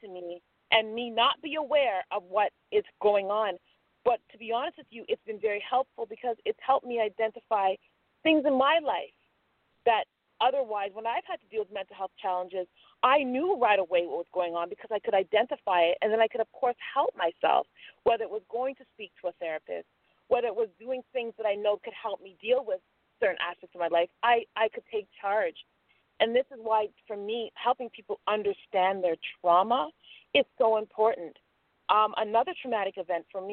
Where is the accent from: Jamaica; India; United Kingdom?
Jamaica; now in Toronto, Canada; I'm a Jamaican, and my grandma came here years before us